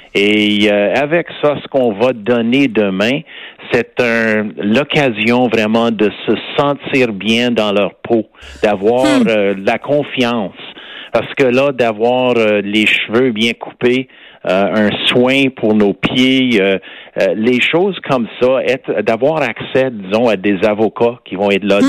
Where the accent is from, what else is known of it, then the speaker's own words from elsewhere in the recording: Montreal, Quebec, Canada; accent: West Island; j'ai toujours mon accent du West Island